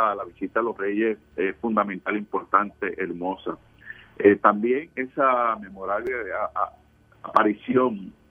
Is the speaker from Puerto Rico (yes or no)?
yes; Puerto Rico; no todo está perdido en nuestro país, que hay puertorriqueños que luchan y que logran sus metas